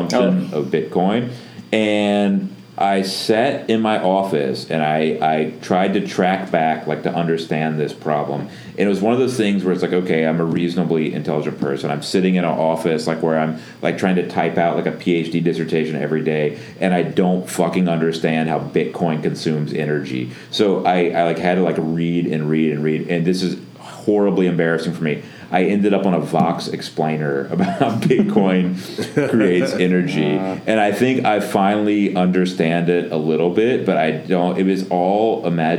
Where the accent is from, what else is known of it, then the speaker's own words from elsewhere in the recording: Northwest Florida, United States; I'm from Northwest Florida